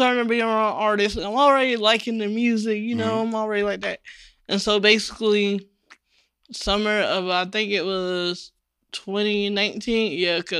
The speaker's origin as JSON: {"language": "English", "town": "Chapel Hill", "region": "North Carolina", "country": "United States", "tie": "born or raised there", "lives_now": "Durham, United States", "said": "I was raised in Chapel Hill."}